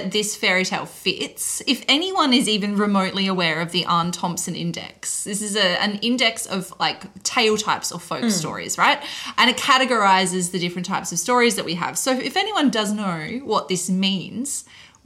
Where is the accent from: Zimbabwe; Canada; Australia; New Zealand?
Australia; Adelaide, South Australia; we are from Adelaide.